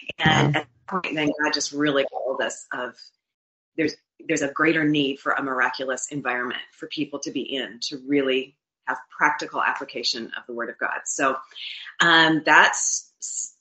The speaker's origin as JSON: {"language": "English", "town": "Winnipeg", "region": "Manitoba", "country": "Canada", "tie": "born or raised there", "also_born_or_lived": "Florida", "moved": "as an adult", "said": "my husband and I were born and raised in Winnipeg, Manitoba, and moved to Florida in 2004 as business people"}